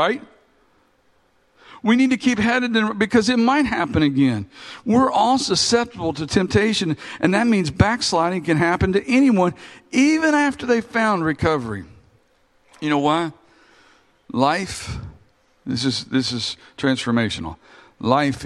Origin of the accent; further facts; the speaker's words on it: Kentucky, United States; We're all from Kentucky